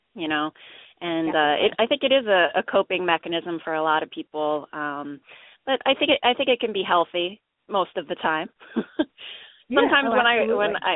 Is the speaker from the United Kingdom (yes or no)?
no; Easton, Pennsylvania, United States; I grew up in Easton, Pennsylvania